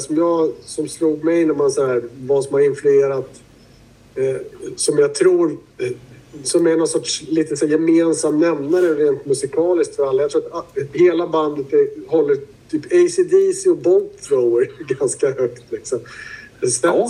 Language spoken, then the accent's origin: Swedish; Södermanland, Sweden; Vi kommer ju från Sörmlandstrakter med mycket ekar och skit